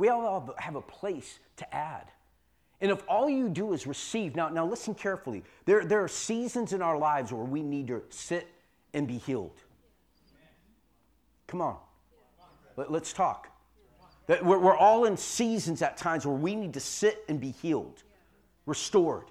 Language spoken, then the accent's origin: English; San Jose, California, United States; I was born and raised in San Jose